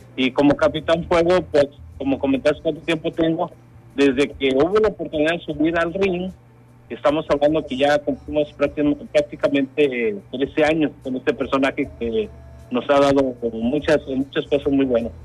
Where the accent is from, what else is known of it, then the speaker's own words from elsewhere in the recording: Mexico City, Mexico; moved away; yo soy originario de la Ciudad de México